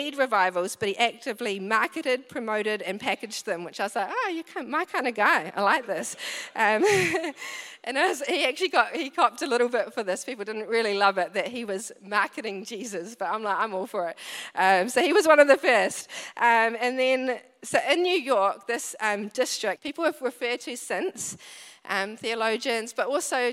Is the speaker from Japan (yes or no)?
no; Wellington, New Zealand; moved away; I come from Wellington